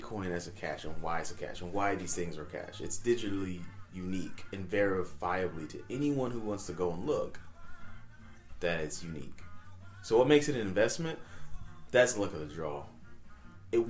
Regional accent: United States; We're American

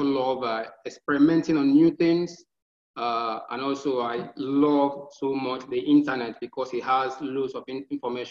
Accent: Abia, Nigeria; I'm from Nigeria. Basically, I'm from the eastern part of Nigeria. And I'm from a state called Abia

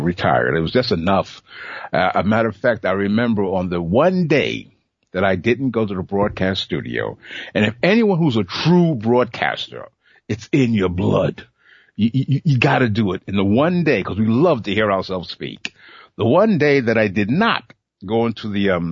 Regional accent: New York City, New York, United States; I was born in Bed-Stuy

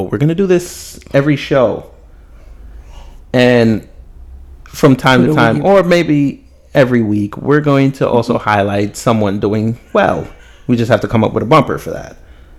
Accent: New York, United States; where I grew up at in Hollis, Queens.

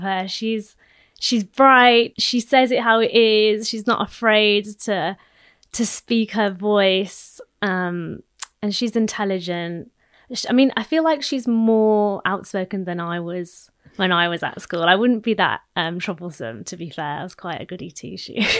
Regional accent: Midlands, United Kingdom; I'm a Midlands girl

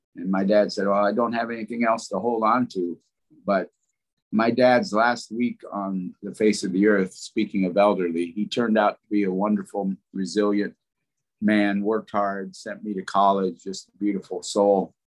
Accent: Des Moines, Iowa, United States; moved away as an adult; I grew up in Des Moines

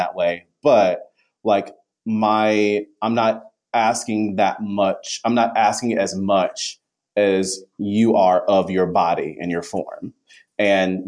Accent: the South, United States; I am a person of color from the South

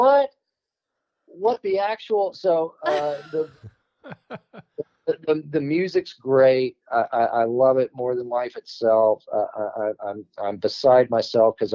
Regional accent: Richardson, Texas, United States; I grew up in Dallas

